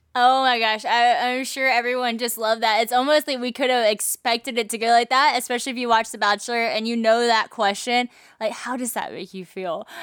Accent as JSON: {"language": "English", "town": "Monroe", "region": "Louisiana", "country": "United States", "tie": "born or raised there", "said": "right here in my hometown, Monroe, Louisiana"}